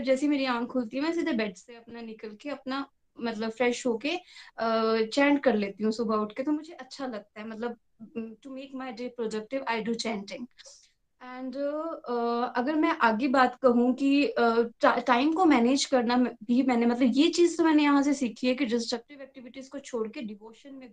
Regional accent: Chamba, Himachal Pradesh, India; मैं चंबा हिमाचल प्रदेश से हूँ

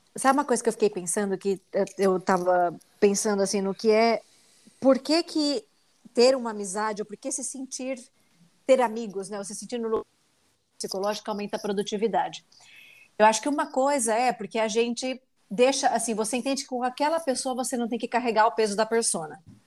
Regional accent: Brazil; moved away as an adult; Ser a única mulher latina nos ambientes é basicamente a minha vida desde que eu saí do Brasil

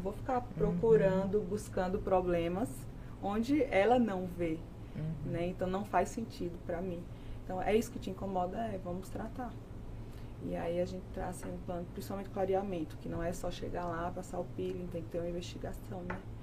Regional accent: Tabira, Pernambuco, Brazil; moved away as an adult; also born or lived in Recife; now in São Paulo, Brazil; eu sou pernambucana, eu moro aqui em São Paulo há cinco anos já

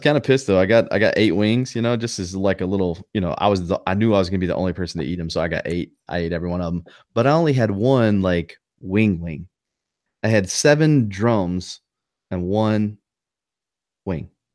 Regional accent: North Carolina, United States; accent: Southern twang; I'm from North Carolina and I have maybe a little Southern twang here and there

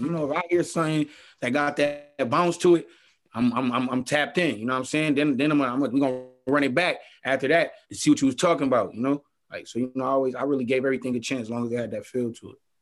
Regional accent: Buffalo, New York, United States; I grew up on Warren Street

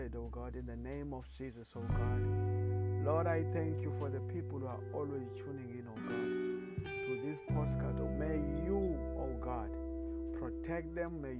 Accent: South Africa; I come from South Africa.

